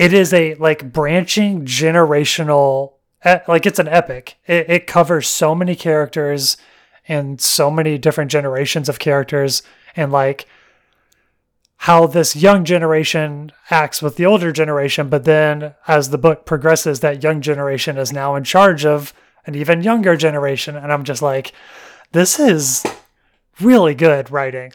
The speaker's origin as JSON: {"language": "English", "region": "Alabama", "country": "United States", "tie": "born or raised there", "said": "growing up in Alabama and hunting and bird watchers and all that woodland"}